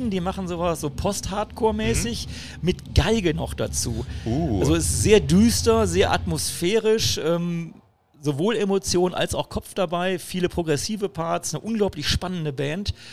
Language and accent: German; Düsseldorf, North Rhine-Westphalia, Germany; das Düsseldorfer Mädchen ne, aus meiner Heimatstadt